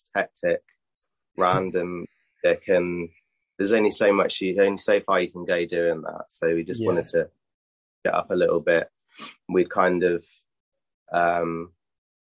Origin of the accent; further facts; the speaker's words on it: Basingstoke, South East England, United Kingdom; my hometown, Basingstoke